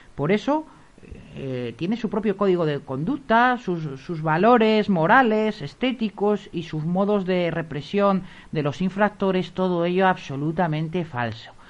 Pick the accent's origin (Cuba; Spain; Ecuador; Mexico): Spain; somos los, los españoles